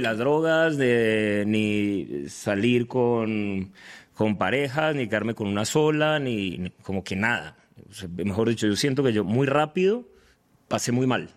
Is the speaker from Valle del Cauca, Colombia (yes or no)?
yes; Cali, Valle del Cauca, Colombia; moved away as an adult; now in Medellín, Colombia; soy de Cali, vivo en Medellín, pero sí colombiano, digo que paisa por adopción. Soy caleño, pero vivo en Medellín hace hace 13 años